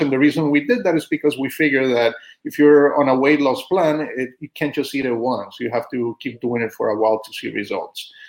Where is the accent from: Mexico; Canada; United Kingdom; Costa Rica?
Costa Rica; moved away as an adult; also born or lived in Austin, Texas; now in United States; I'm originally from Costa Rica. I was born and raised there.